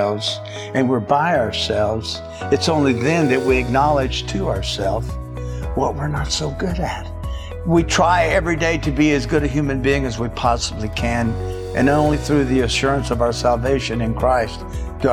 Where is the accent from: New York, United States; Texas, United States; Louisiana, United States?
Louisiana, United States; Shreveport; I'm from Shreveport, Louisiana, raised there